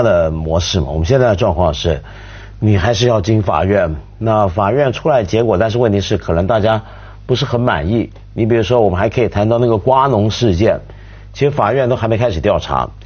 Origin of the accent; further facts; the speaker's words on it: China; 我们中国人